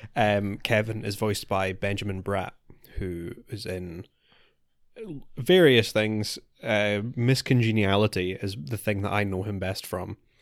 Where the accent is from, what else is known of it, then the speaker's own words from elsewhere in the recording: United Kingdom; we're, we're British.